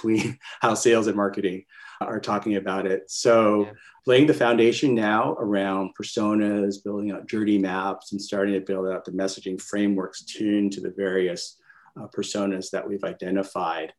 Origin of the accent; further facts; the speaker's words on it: Canada; now in California, United States; I'm a Canadian, by the way, based out in California